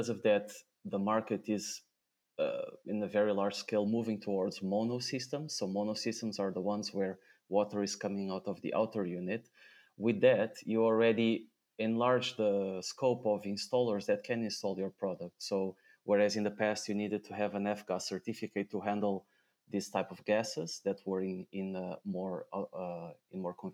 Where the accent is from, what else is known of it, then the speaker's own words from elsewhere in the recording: Portugal; moved away as an adult; also born or lived in Switzerland; now in Netherlands; my home country, Portugal